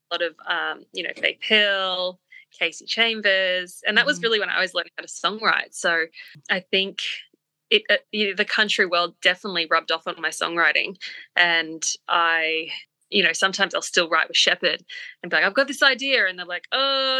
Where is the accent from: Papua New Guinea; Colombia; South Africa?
Papua New Guinea; And we grew up in Papua New Guinea, by the way.